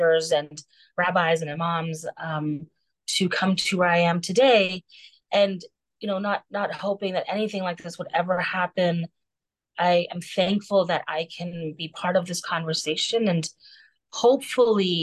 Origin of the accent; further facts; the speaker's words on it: Texas, United States; also born or lived in Canada; now in Los Angeles, United States; I was born in Canada, raised in Texas, and now living in LA.